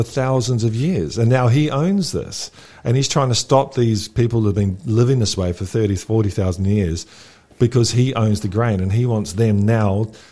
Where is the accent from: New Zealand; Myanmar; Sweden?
New Zealand; moved away; I grew up in New Zealand, and we're just a big farm